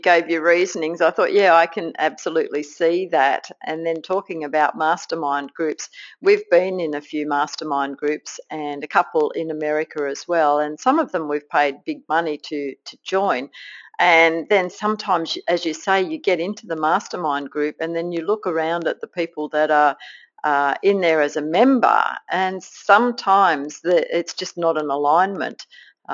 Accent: Australia; accent: Aussie; with my Aussie accent

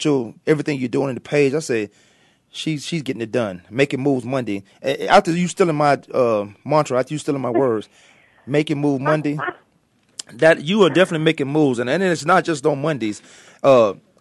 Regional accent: Virginia, United States; I'm from Virginia

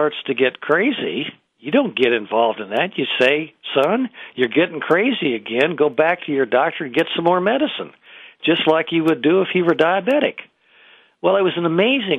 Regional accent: Iowa, United States; moved away; I'm originally from Iowa

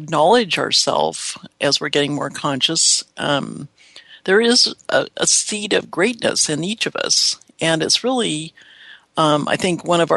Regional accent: Seattle, Washington, United States; I'm from Seattle, the sleepless city

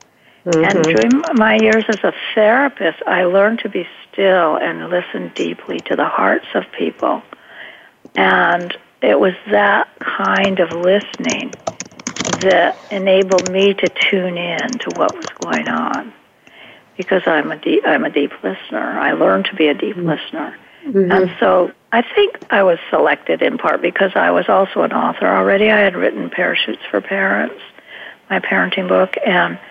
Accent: Hawaii, United States; when I was growing up in Hawaii, I was a surfer

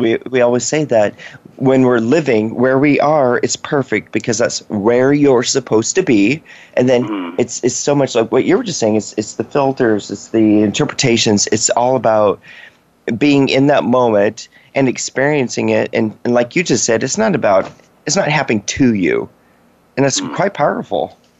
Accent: Washington, United States; also born or lived in West Virginia; I grew up in Washington State

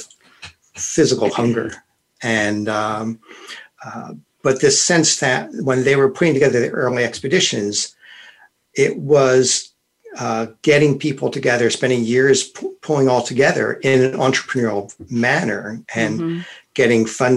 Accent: United States; now in London, United Kingdom; I'm American, but I live in London

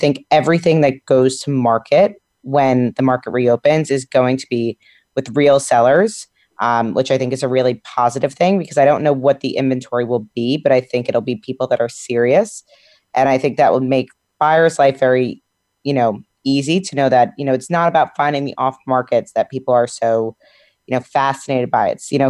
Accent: Westchester, New York, United States; I grew up in Westchester and I've been in Westchester mm-hmm. since March now.

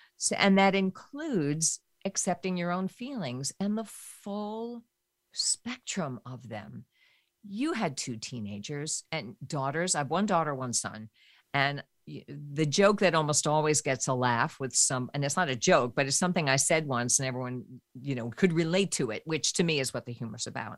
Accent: New York, United States; I grew up in New York

